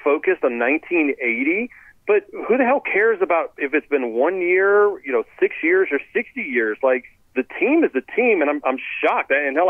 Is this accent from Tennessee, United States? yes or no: no; Baton Rouge, Louisiana, United States; I'm born and raised in Baton Rouge.